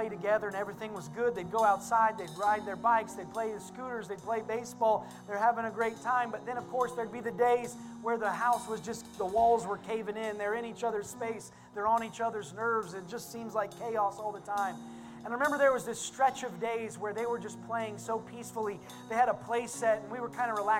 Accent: Indiana, United States; I'm from Indiana, and there's always farming

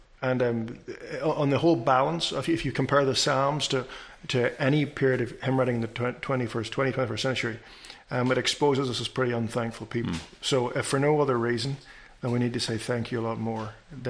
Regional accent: Northern Ireland, United Kingdom; You know, I've always enjoyed being Irish. I've always enjoyed having essentially a Scotch-Irish heritage. And I've always enjoyed... I've also enjoyed growing up in a British education system.

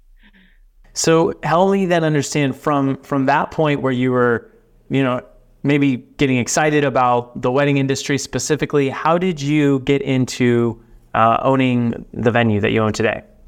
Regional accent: Dallas Fort Worth area, Texas, United States; I'm from Texas, uh, from the the Dallas Fort Worth area

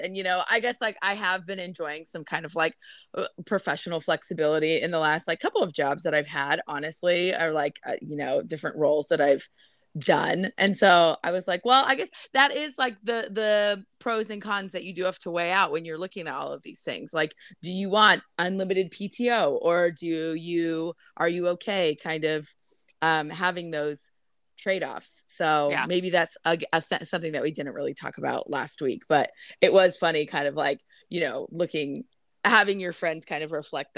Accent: Mission Viejo, California, United States; Mission Viejo, the town that we grew up

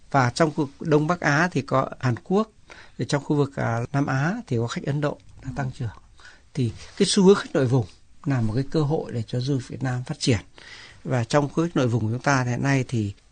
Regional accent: Vietnam; Đây là lần đầu tiên tôi quay lại Việt Nam đem theo người chồng, người ở Canada đến để giới thiệu um, quê hương của mình.

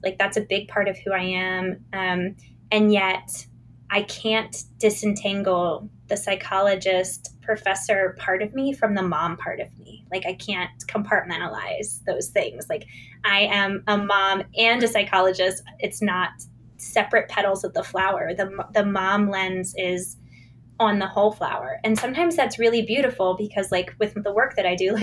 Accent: Virginia, United States; I grew up in the Chesapeake Bay region of coastal Virginia.

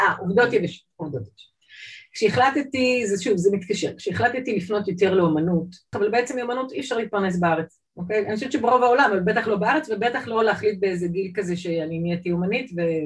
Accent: Jerusalem, Jerusalem District, Israel; moved away as an adult; also born or lived in Saint Petersburg, Russia / Toronto, Canada; now in Tel Aviv, Israel; נולדתי בסנט... אז זה היה לנינגרד, סנט פטרסבורג, עליתי לארץ ב-78' עם אימא ואבא. אה, גדלתי בעצם בירושלים

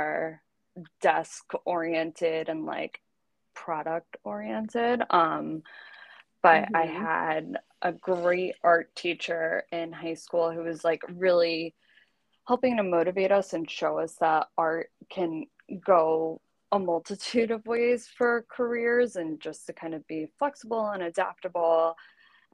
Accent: New Jersey, United States; I am originally from New Jersey, so not too far from the city.

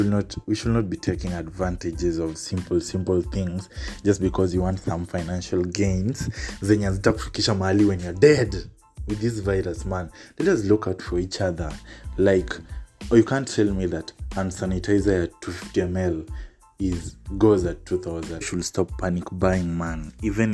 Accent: Kenya; I'm Kenyan

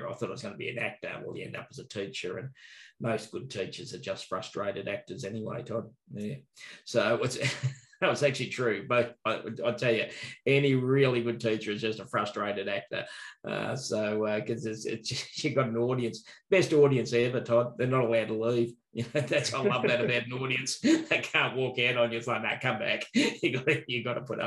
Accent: Bendigo, Victoria, Australia; also born or lived in Melbourne; Born and bred in Bendigo, hard to get a gig in Bendigo

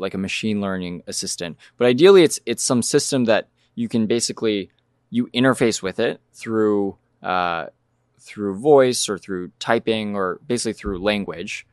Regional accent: New Mexico, United States; moved away; I'm from New Mexico

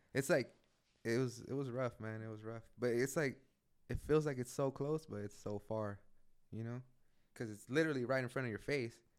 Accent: San Pedro, California, United States; now in Oakland, United States; I was born and raised in San Pedro

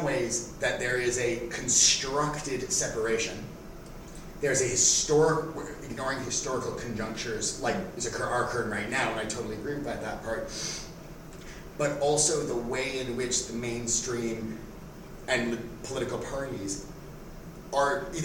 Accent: Toronto, Ontario, Canada; When I was a teenager, there was a huge skinhead revival in Toronto, and I was part of sort of a two-tone movement

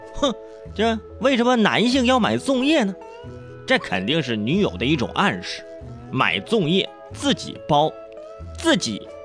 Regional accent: northern China, China; 我是北方人

